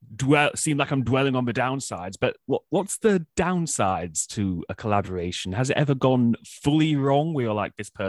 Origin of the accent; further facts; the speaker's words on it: Scotland, United Kingdom; a typical Scotsman